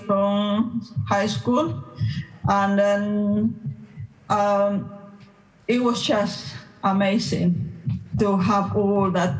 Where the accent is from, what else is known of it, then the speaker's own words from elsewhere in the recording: Cochabamba, Bolivia; English is a second language; moved away; I am from Bolivia, Cochabamba